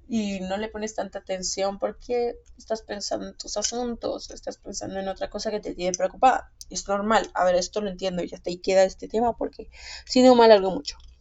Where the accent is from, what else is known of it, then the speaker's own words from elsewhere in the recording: Guatemala; aquí en mi país, Guatemala